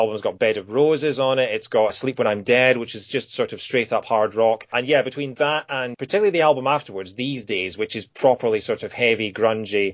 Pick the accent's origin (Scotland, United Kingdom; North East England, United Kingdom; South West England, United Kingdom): Scotland, United Kingdom; moved away as an adult; also born or lived in Kent; I moved from Scotland down to Kent, so I was 400 miles away from home